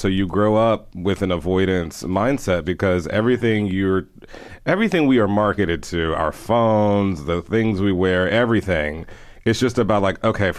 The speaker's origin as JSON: {"language": "English", "town": "Houston", "region": "Texas", "country": "United States", "tie": "born or raised there"}